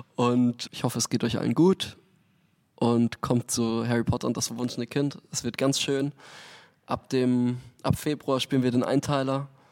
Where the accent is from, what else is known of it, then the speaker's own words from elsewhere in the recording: near Munich, Bavaria, Germany; moved away as an adult; also born or lived in Frankfurt; now in Hamburg, Germany; Aus München. Also Nähe von München ursprünglich. Bin auf okay. einer Mühle aufgewachsen